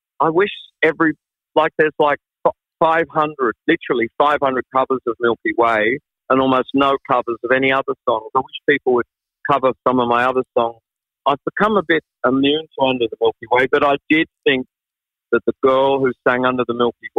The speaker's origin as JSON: {"language": "English", "region": "England", "country": "United Kingdom", "also_born_or_lived": "Australia", "said": "because I'm English, okay, so"}